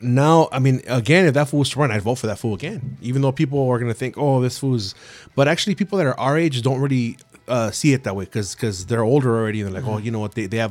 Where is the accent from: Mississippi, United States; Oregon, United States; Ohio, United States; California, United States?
California, United States; San Gabriel; I go to this school in San Gabriel, whatever, Roosevelt, and I'm this old, and we live over here